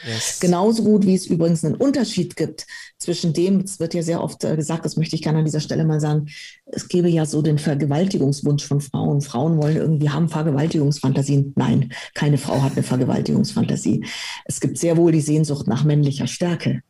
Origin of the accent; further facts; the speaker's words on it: Munich, Bavaria, Germany; also born or lived in Romania; Also ich bin mit dreieinhalb Jahren dann nach Deutschland gekommen, nach München und bin dann hier in München aufgewachsen